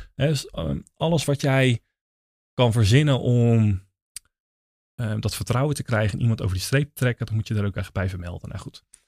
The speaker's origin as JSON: {"language": "Dutch", "country": "Netherlands", "said": "wij zijn Nederlanders"}